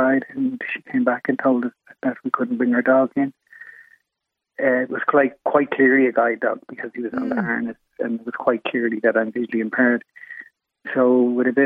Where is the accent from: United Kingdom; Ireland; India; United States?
Ireland; Killarney, Munster; not in Killarney, not in my hometown